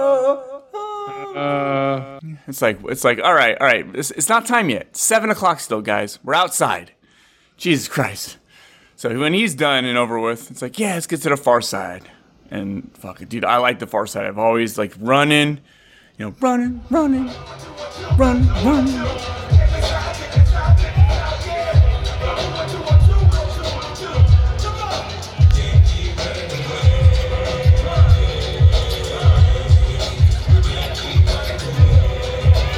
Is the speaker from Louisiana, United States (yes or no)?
no; Fresno, California, United States; I come from Fresno and it's not like that in Fresno